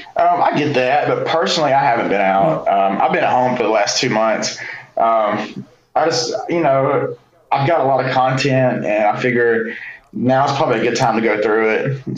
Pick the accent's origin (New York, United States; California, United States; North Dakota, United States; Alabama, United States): Alabama, United States; Birmingham; growing up in Birmingham